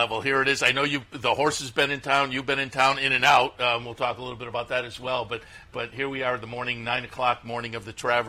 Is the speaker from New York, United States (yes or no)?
yes; Amsterdam, New York, United States; I'm a guy from Amsterdam, and that's where the whole Sanford name came from.